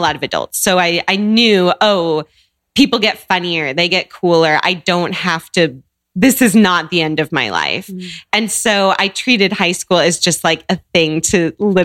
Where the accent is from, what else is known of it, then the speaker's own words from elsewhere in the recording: Seattle, Washington, United States; moved away as an adult; also born or lived in Chicago; I grew up in Seattle.